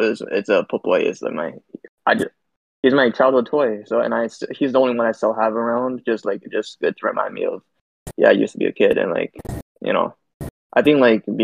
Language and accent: English; Toronto, Ontario, Canada; I'm from Toronto. I'm from Scarborough, the east end of Toronto